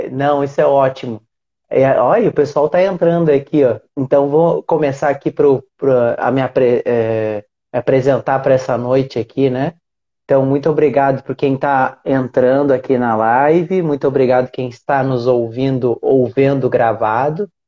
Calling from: Aracaju, Sergipe, Brazil; Eu falo de Aracaju, Sergipe.

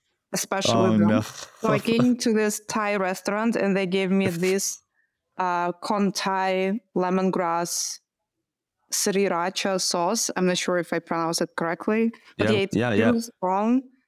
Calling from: Amsterdam, North Holland, Netherlands; Yeah, Amsterdam.

